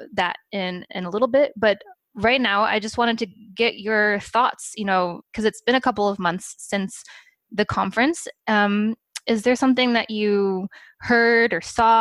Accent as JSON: {"language": "English", "country": "United States", "moved": "yes", "lives_now": "Europe", "said": "an American living in Europe"}